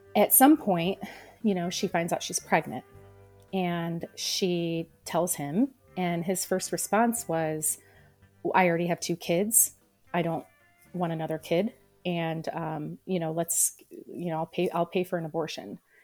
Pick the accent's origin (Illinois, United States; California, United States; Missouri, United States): Illinois, United States; Peoria; I was born in Peoria, Illinois